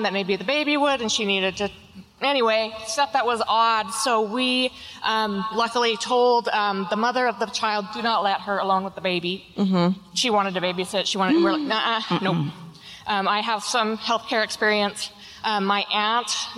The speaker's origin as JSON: {"language": "English", "town": "Auburn", "region": "Washington", "country": "United States", "said": "I am from a little town that used to be called Slaughter"}